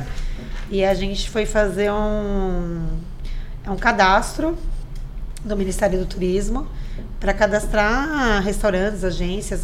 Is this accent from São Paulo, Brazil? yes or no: yes; São Vicente, São Paulo, Brazil; also born or lived in Santos; eu nasci em Santos, mas moro aqui a vida inteira